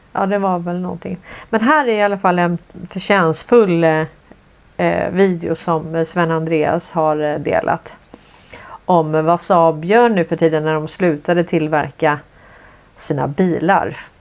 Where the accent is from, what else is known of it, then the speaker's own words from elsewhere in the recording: Sweden; som svensk